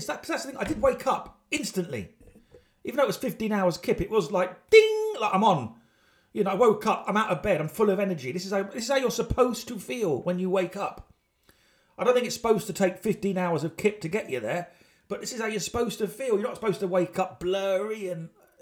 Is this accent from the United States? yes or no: no; United Kingdom; I'm British